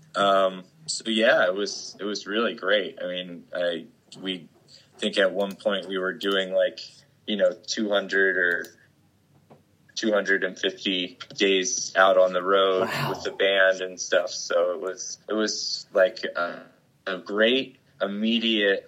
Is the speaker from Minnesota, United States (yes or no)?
no; Lambertville, New Jersey, United States; moved away as an adult; also born or lived in Trenton, New Jersey / Ewing, New Jersey / Philadelphia, Pennsylvania / Joshua Tree, California; I was born in Trenton and uh, lived uh, outside of Trenton in mm. Ewing for a while, and then uh, moved to uh, like Lambertville, New Jersey. Jersey, outside of Lambertville for the majority of like my formative years